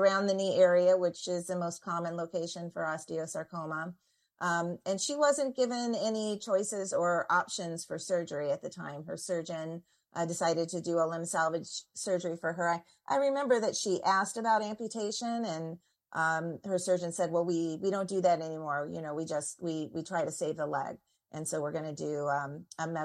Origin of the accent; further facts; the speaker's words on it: Indiana, United States; moved away as an adult; also born or lived in Washington, D.C.; I'm from Indiana, and I've lived in Washington, D.C.